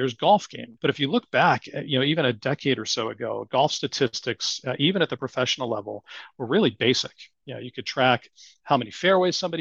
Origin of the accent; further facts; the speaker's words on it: Boston, Massachusetts, United States; accent: Boston; my Boston accent